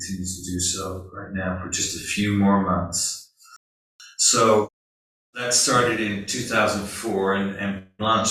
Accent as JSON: {"language": "English", "region": "London", "country": "United Kingdom", "tie": "born or raised there", "moved": "yes", "said": "I grew up in London, and being a member of the working class, in England"}